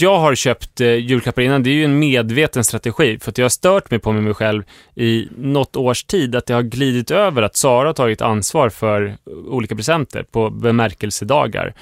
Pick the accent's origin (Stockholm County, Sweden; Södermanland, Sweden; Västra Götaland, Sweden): Stockholm County, Sweden; Stuvsta; hemma i Stuvstavillan